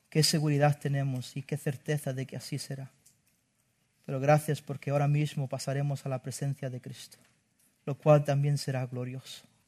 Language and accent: Spanish; Spain; como buen español